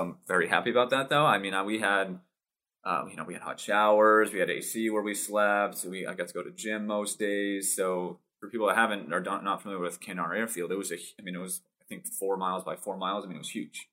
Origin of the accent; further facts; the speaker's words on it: Massachusetts, United States; born and raised uh, Massachusetts